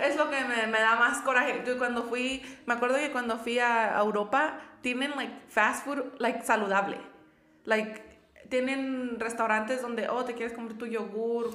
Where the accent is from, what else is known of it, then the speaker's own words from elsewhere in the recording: Querétaro, Mexico; moved away; yo vengo de, yo soy de Querétaro